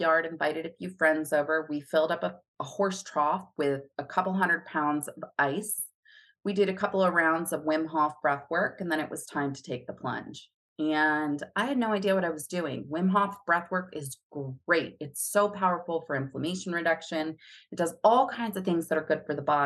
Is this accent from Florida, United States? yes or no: yes; Florida, United States; moved away; also born or lived in Hawaii; I'm a Florida girl. I grew up in Florida